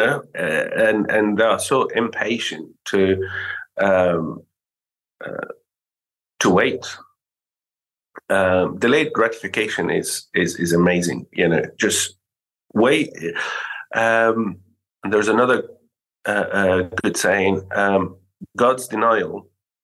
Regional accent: Syria; moved away; I'm from Syria originally

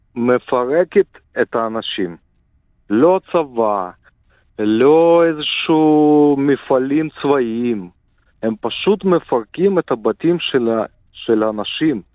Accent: Ukraine; moved away; also born or lived in Israel; אני מקורי מאוקראינה, נולדתי באוקראינה

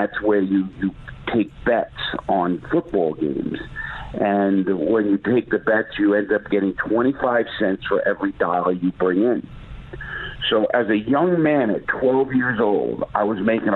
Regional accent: New York City, New York, United States; I grew up in the Bronx. In Brooklyn, New York, and in New York City

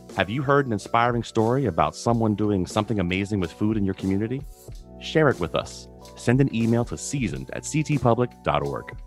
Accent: the South, United States; I grew up down south

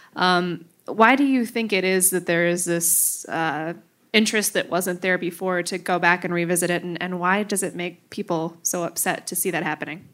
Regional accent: Marinette, Wisconsin, United States; I grew up in Marinette.

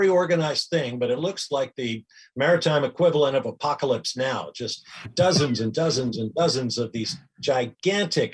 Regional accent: Atlanta, Georgia, United States; my hometown of Atlanta, Georgia

